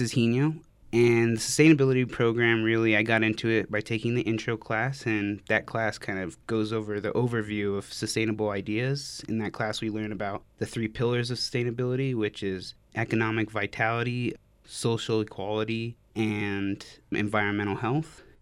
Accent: Farmington, New Mexico, United States; moved away as an adult; now in Albuquerque, United States; I'm from Farmington, New Mexico. I moved here for school

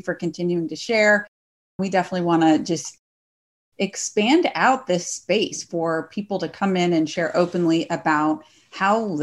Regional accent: Northwest Arkansas, United States; also born or lived in Texas; now in Fresno, United States; I grew up in Northwest Arkansas.

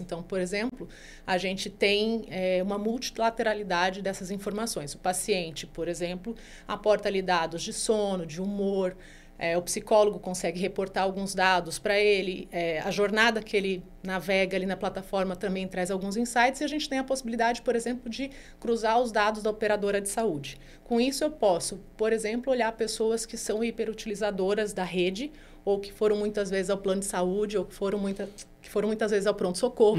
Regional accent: Brazil; a gente é o país mais ansioso do mundo

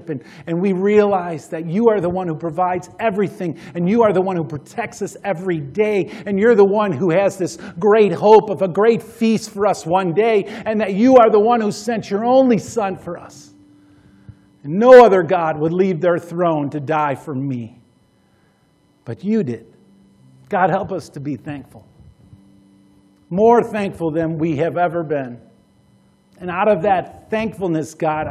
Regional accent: United States; American Christians, American disciples

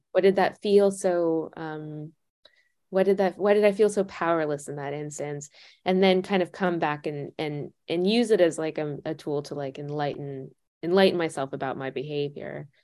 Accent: United States

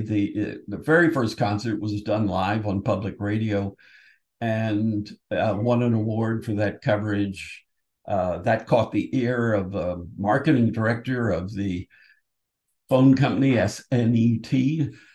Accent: Washington, District of Columbia, United States; moved away as an adult; now in New Haven, United States; I'm from Washington, D.C.

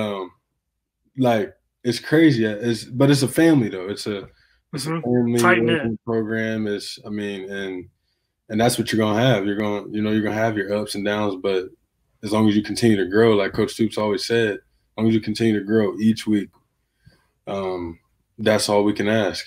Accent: Youngstown, Ohio, United States; moved away; my hometown in Youngstown, went to the high school, Cardinal Mooney, that I went to.

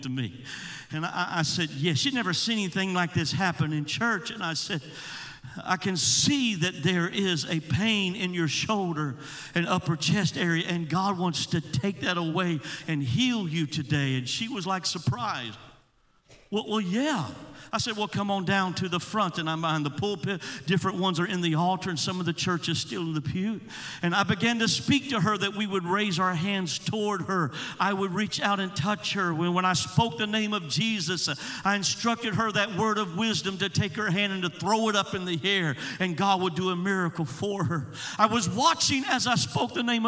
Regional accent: Georgia, United States; I was preaching in my home state of Georgia

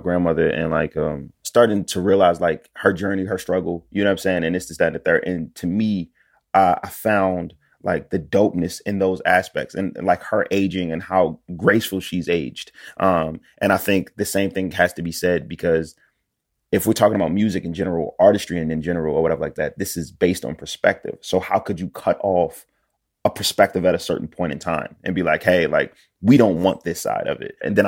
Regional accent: Philadelphia, Pennsylvania, United States; I'm from Philly.

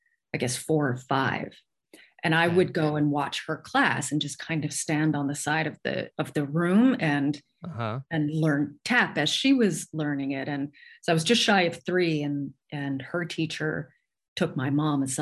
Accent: Edmonton, Alberta, Canada; also born or lived in New York / Santa Monica; now in Vancouver, Canada; I'm originally from Edmonton

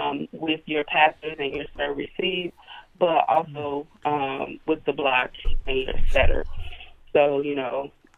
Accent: Hayti, Missouri, United States; moved away; I'm originally from Hayti, Missouri, which is only 2 hours and maybe 30 minutes away, located right on the bank of the Mississippi

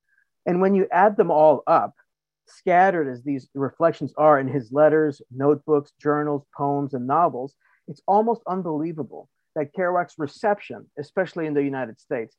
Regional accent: Beauport, Quebec, Canada; moved away; I'm originally from Beauport, Quebec. So I'm Quebecois, which is part of the largest French-speaking community on the American continent. We used to be called French Canadians or Canucks or Canadiens.

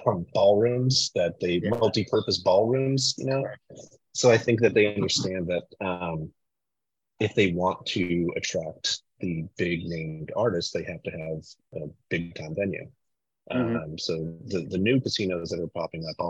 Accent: Connecticut, United States; I'm from the Northeast. I grew up in Connecticut

